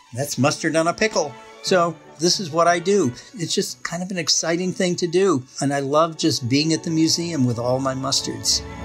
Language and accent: English; Massachusetts, United States; moved away as an adult; also born or lived in Wisconsin; now in Middleton, Wisconsin, United States; I'm originally from Massachusetts